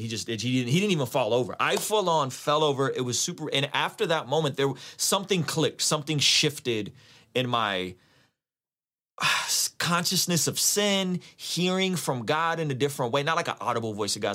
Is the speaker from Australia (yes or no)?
no; San Diego, California, United States; also born or lived in Azerbaijan; now in Vista, United States; I grew up in San Diego